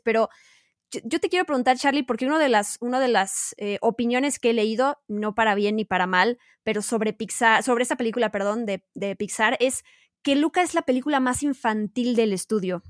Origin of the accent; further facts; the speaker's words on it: Mexico; Nosotros, siendo mexicanos